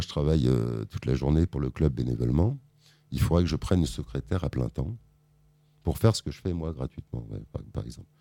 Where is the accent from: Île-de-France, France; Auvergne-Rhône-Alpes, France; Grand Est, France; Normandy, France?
Île-de-France, France; Conflans-Sainte-Honorine; Je suis né à Conflans, donc forcément, je suis un Euh, j'adore cette ville